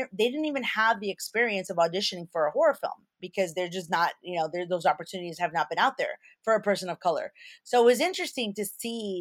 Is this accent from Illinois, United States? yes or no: yes; Chicago, Illinois, United States; I'm from Chicago